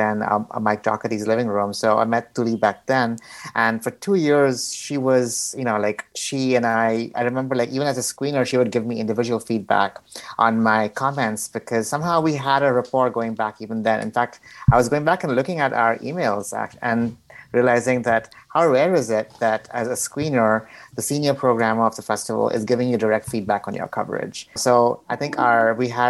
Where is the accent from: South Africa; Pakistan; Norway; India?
India; Mumbai, Maharashtra; moved away as an adult; now in Los Angeles, United States; I'm from Mumbai. I came to Los Angeles in 2009